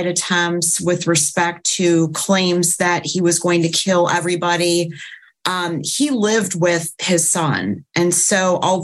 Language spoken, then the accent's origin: English; Highland Park, Illinois, United States; I'm from Highland Park